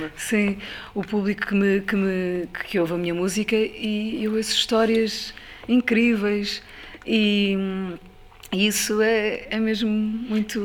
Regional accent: Ribatejo, Portugal; eu, eu, passei a minha infância no Ribatejo

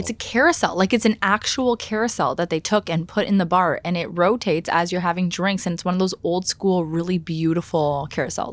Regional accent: Canada; as a Canadian

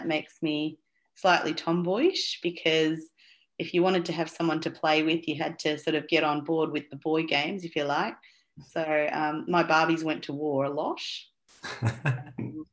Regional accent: Australia; also born or lived in Colombo, Sri Lanka / Saudi Arabia; So I was born in Colombo in Sri Lanka, but I was only there for 9 months actually. And then my family, which was just mum and dad at that stage, we migrated to Saudi Arabia, which was actually quite common for a lot of Sri Lankan families in those days. And so I sort of was there till I was about 6 and a half, and that's when we migrated to Australia

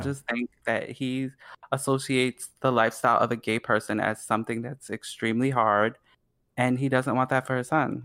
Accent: New York, United States; I'm from New York

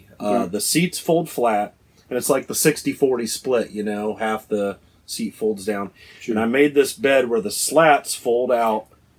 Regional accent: Ohio, United States; Yeah, Ohio.

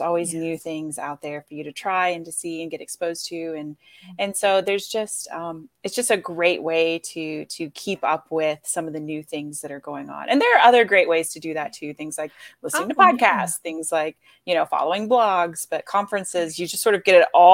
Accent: Florida, United States; That's where I'm from.

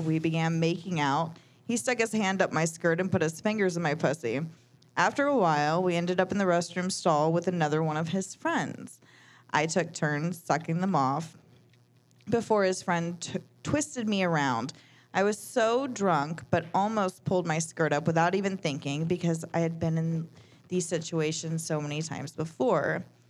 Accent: Jacksonville, Florida, United States; Oh, I'm from Jacksonville.

